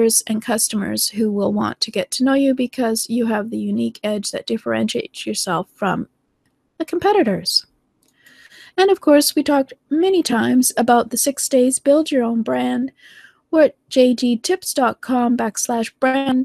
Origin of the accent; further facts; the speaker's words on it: Canada; accent: Canadian; I'm from Canada. So I have certain accents and certain, well, we have a very bland accent, actually Canadians